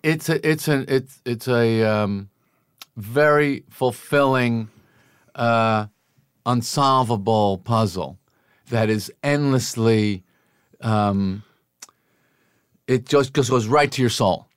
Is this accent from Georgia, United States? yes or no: no; Massapequa, New York, United States; growing up on Long Island